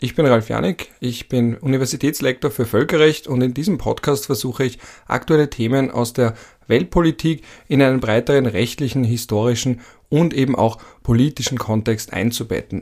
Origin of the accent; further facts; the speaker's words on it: Vienna, Austria; als Wiener Betonkind